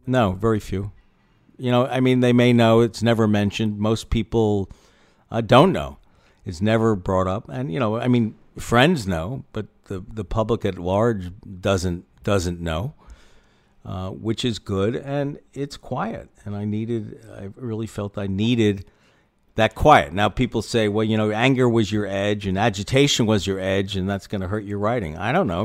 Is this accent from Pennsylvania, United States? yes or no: no; New York City, New York, United States; also born or lived in Philadelphia; now in Long Beach, Washington, United States; I grew up in Manhattan on the Upper West Side